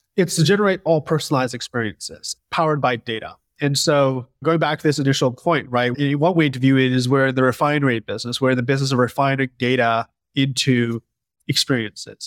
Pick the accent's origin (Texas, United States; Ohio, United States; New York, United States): New York, United States; Westchester; I grew up in Westchester, New York